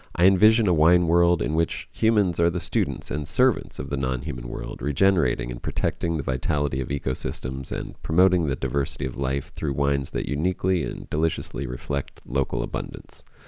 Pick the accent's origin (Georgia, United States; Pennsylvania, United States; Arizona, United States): Pennsylvania, United States; I'm from Pennsylvania as well